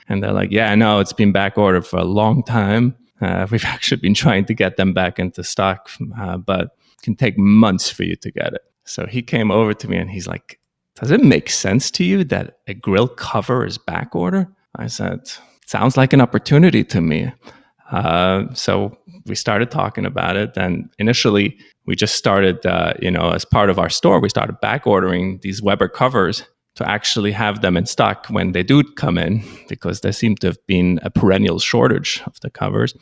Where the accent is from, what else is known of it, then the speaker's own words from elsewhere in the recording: Switzerland; first language Swiss German; English is a second language; moved away as an adult; now in New York, United States; I was actually born in Switzerland. Swiss German is my first language. I moved to the United States approximately 25 years ago